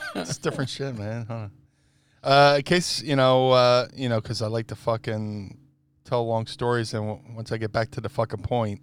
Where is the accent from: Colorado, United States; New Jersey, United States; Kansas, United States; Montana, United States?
New Jersey, United States; Atlantic City; I grew up in Atlantic City